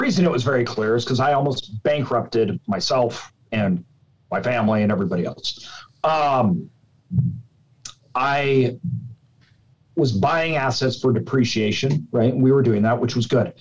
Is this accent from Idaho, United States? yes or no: yes; Idaho, United States; I'm from Idaho.